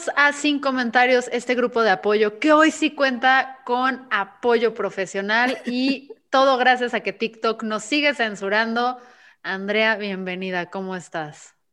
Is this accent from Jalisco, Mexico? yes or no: yes; Guadalajara, Jalisco, Mexico; aquí somos tapatíos